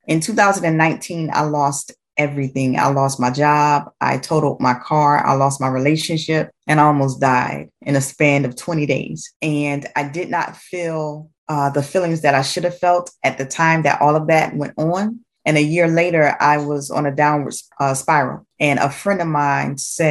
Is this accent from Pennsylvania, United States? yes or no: no; Jacksonville, Florida, United States; now in Atlantic Beach, United States; I am from Jacksonville, Florida. I currently live in Atlantic Beach, Florida